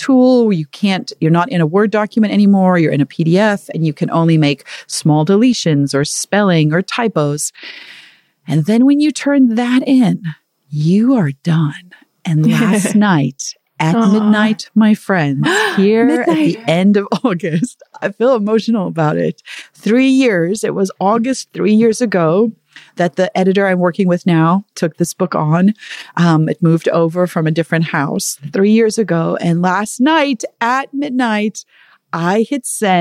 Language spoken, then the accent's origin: English; Zululand, KwaZulu-Natal, South Africa; I was born in Zulu land